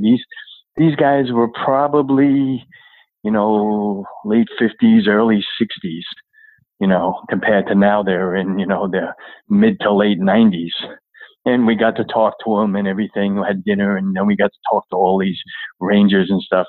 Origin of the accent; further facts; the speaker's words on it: Long Island, New York, United States; also born or lived in Flushing, New York; grew up on uh, Long Island